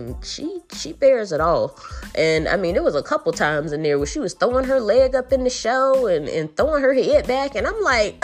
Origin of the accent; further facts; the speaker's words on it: El Paso, Texas, United States; I'm actually from El Paso